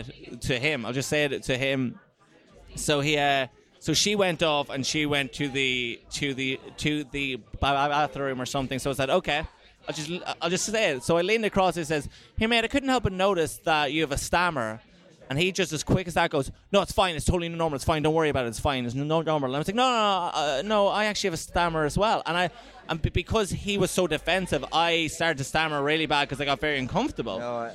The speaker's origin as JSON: {"language": "English", "country": "Ireland", "said": "because as in like being more, being more Irish. Like, you know, it's not making sense. You know, it's like, am I supposed to be a stereotype of what you think Ireland is?"}